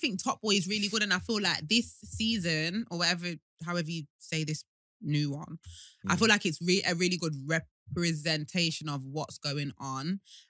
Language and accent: English; Leicester, East Midlands, United Kingdom; I'm from Highfield.